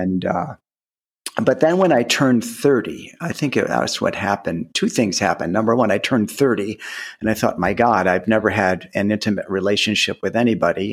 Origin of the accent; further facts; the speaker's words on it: outside Cleveland, Ohio, United States; I grew up in Ohio, outside Cleveland